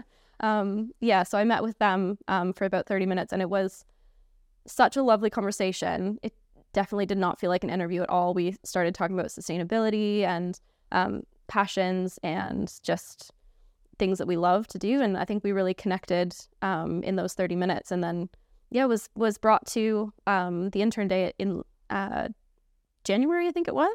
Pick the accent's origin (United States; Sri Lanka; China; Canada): Canada; moved away as an adult; now in United Kingdom; if you couldn't tell from my accent, I'm from Canada